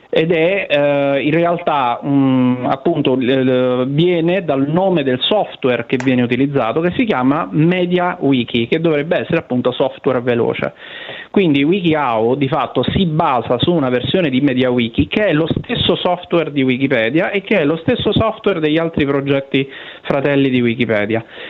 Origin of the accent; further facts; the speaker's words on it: Benevento, Campania, Italy; di essere nato a Benevento, patria San, dei Sanniti